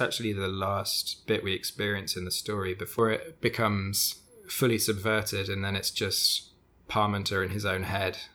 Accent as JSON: {"language": "English", "country": "United Kingdom", "accent": "British", "said": "my British accent"}